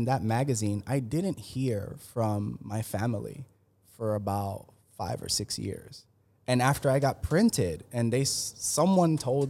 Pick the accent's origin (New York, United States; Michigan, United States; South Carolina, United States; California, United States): New York, United States; New York City; that's what growing up in New York City was like.